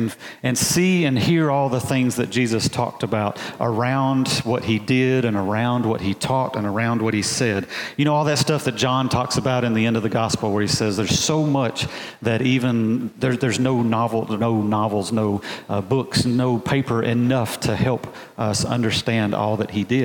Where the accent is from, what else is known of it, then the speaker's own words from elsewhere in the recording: Alabama, United States; I'm a boy from Alabama, just a country boy. And we don't really have mountains in Alabama